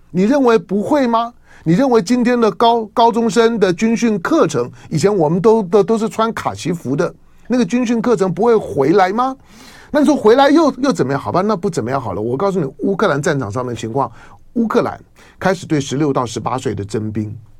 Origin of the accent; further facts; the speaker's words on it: Taiwan; 我在台湾呢，我爱台湾，我在这地方土生土长啊，一草一，一木，一人一物啊